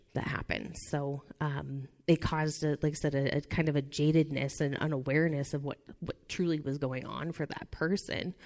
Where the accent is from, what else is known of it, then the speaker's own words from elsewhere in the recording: Nebraska, United States; I'm from Nebraska